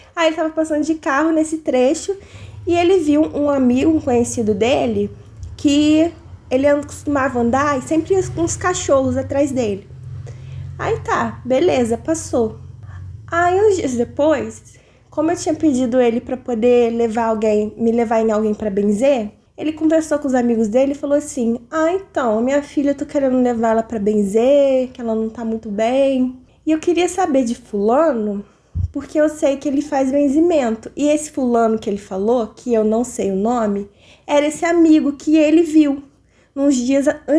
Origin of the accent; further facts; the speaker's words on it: interior of Rio de Janeiro, Brazil; eu sou do interior do Rio de Janeiro